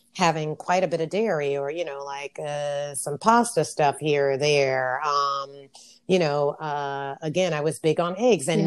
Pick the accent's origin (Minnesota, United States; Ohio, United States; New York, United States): New York, United States; also born or lived in Japan / Barcelona, Spain; I ever knew as an American. Because here in America, especially being in New York